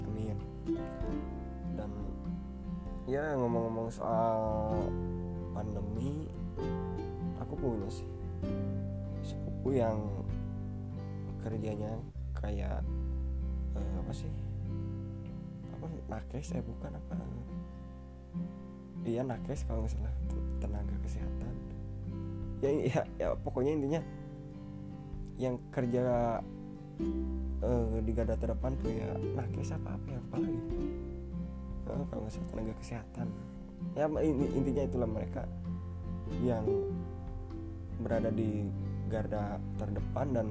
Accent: Ciamis, West Java, Indonesia; hampir semua saudara dan keluarga aku tuh pada ngumpul di sini kan di kota aku di Ciamis

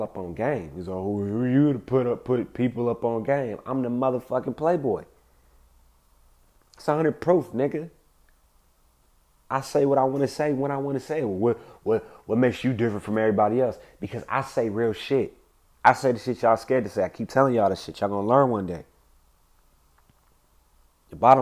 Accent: Compton, California, United States; I grew up in Compton

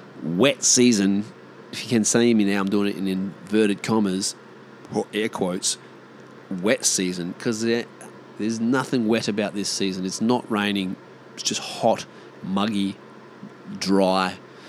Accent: Australia; accent: Aussie; as an Aussie.

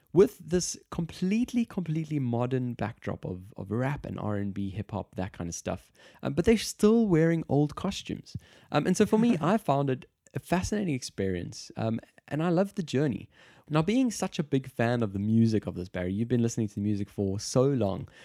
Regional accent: South Africa; moved away; I'm from South Africa

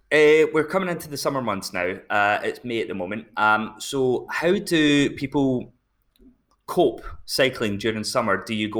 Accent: Scotland, United Kingdom; now in United Arab Emirates; I'm from Scotland

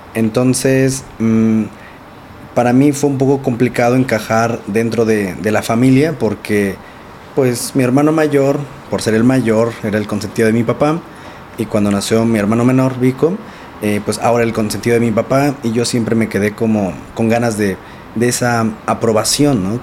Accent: Nezahualcóyotl, State of Mexico, Mexico; yo soy de Nezahualcóyotl, de Neza, Estado de México. Crecí en una familia pues realmente pues muy bonita.

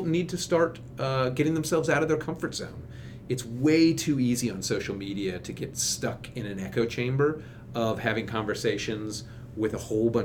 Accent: Kentucky, United States; now in Washington, D.C., United States; I'm from Kentucky originally, and my wife is from Florida, and we go back to where we grew up

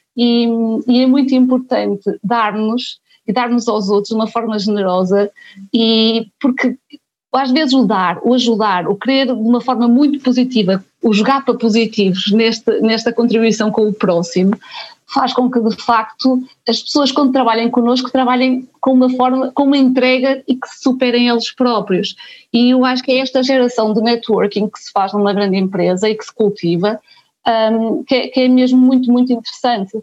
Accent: a small town in Aveiro district, Portugal; moved away as an adult; also born or lived in Porto; sou da Banca, uma pequena vila no distrito Aveiro, e quando vim para o Porto, para a Faculdade de Economia

